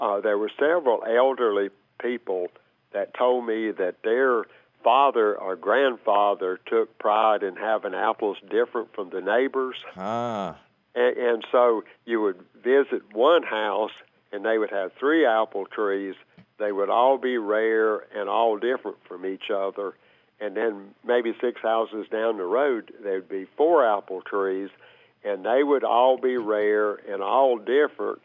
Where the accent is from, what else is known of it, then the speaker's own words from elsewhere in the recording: Statesville, North Carolina, United States; I'm from Idle County, which is the big city there, Statesville